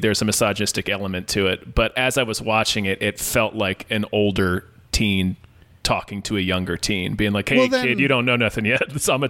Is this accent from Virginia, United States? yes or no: yes; Virginia, United States; I was born in Virginia.